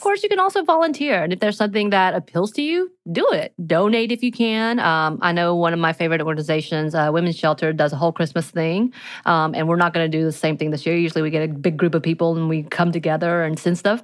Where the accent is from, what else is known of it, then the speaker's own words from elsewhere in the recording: the mountains of Georgia, United States; growing up in the mountains of Georgia.